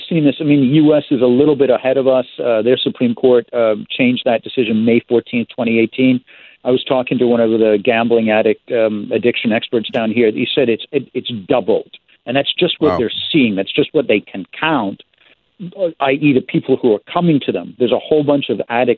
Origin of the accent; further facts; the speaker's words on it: Canada; I'm the Canadian